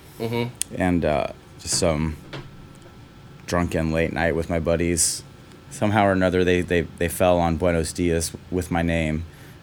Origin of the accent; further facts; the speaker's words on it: Houston, Texas, United States; also born or lived in New York / San Francisco; now in Austin, United States; I grew up in Houston.